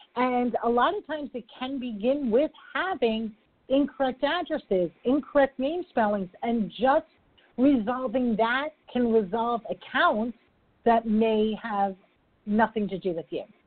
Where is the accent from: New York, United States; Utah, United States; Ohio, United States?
New York, United States; I'm a New Yorker